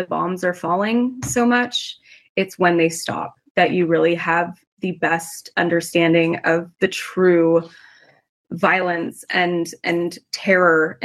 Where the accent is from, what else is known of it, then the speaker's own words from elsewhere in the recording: Santa Monica, California, United States; moved away as an adult; now in Israel; I was born and raised in Santa Monica, in California